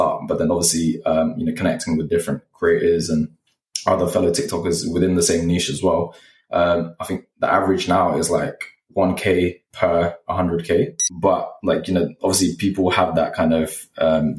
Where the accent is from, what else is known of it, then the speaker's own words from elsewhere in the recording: London, United Kingdom; also born or lived in Nepal; literally just been in West London since, and just grew up here